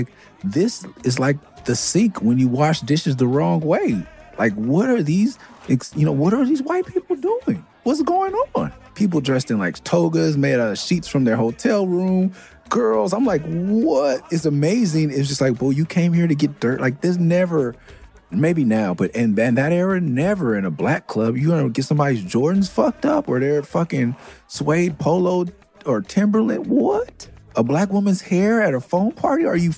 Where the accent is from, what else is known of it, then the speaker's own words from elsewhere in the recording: Los Angeles, California, United States; also born or lived in Tucson; I'm from Mid-City.